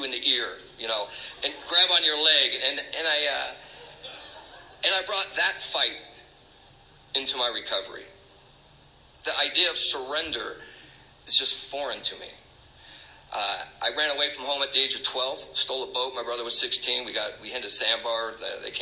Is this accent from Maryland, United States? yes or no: no; Stockton, California, United States; moved away as an adult; also born or lived in Tucson, Arizona; now in Maine, United States; So I grew up in California. I grew up in a town called Stockton